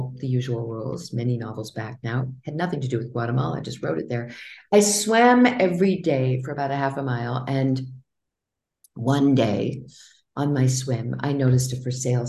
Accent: New Hampshire, United States; I come from New Hampshire. I grew up in a family that, you know, didn't have money to go anyplace.

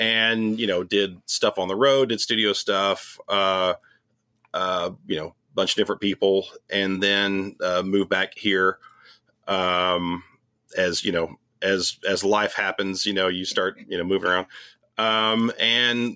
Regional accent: Irving, Texas, United States; moved away as an adult; also born or lived in Nashville, Tennessee; I was born in Irving, born and raised in Irving.

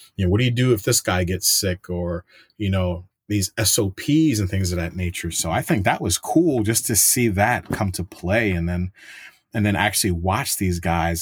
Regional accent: New York City, New York, United States; moved away as an adult; I'm a New Yorker, and I had family that w, that was in law enforcement, 'cause, you know, my dad was in N Y P D.

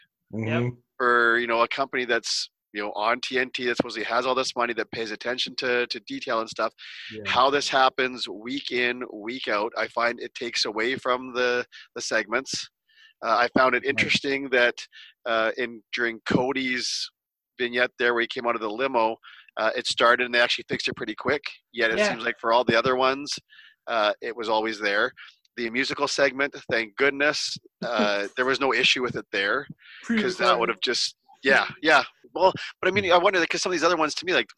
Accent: Canada; being Canadian

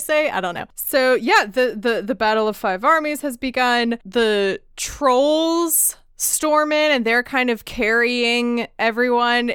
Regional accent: United States; me being an American

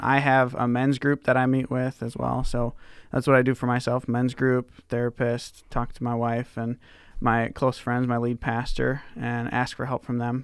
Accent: Kenosha, Wisconsin, United States; moved away as an adult; also born or lived in Minnesota / Deerfield, Illinois; now in Indianola, Iowa, United States; my youth pastor who, uh, I had when I was growing up in Kenosha, Wisconsin.

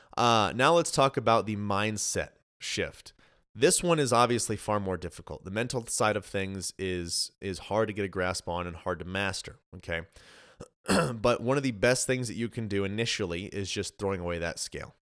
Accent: Colorado, United States; moved away as an adult; now in Texas, United States; so originally I'm from Colorado. My wife and I just moved to Texas.

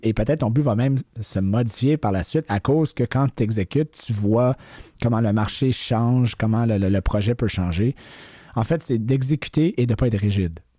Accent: Quebec, Canada; je suis québécois, j'habite ici toute ma vie

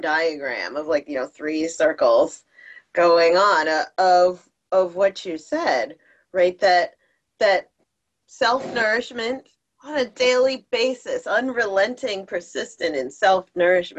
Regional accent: New Jersey, United States; I'm from Jersey

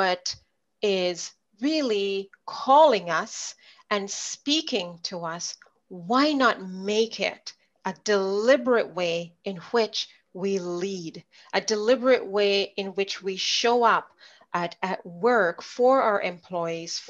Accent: Jamaica; accent: Jamaican; moved away as an adult; now in Winnipeg, Canada; I was born in Jamaica. I grew up there for the first 20 years of my life.

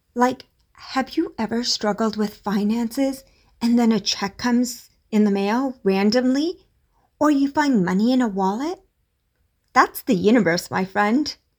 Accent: India; As an Indian parent

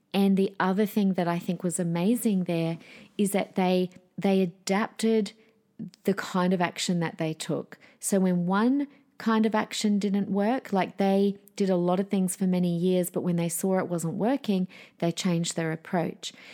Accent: Adelaide, South Australia, Australia; My hometown, South Australia, shout out Adelaideans

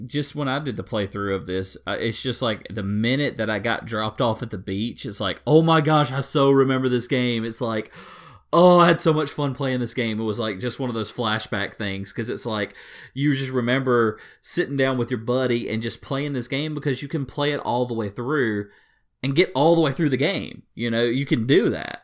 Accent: Deep South, United States; accent: deep Southern; I'm a deep Southerner guy, so you just have to forgive me on my accent.

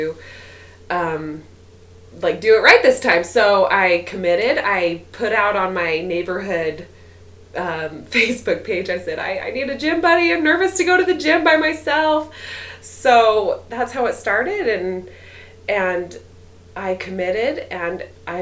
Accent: Orem, Utah, United States; I grew up in Orem, just right around the corner

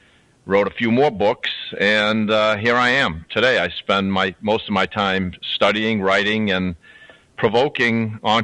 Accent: Boston, Massachusetts, United States; also born or lived in Louisiana; I was raised in Boston as a Catholic

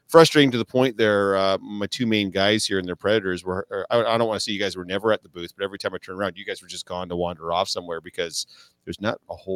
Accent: Winnipeg, Manitoba, Canada; Is there any is anybody from Winnipeg? I'm from Winnipeg.

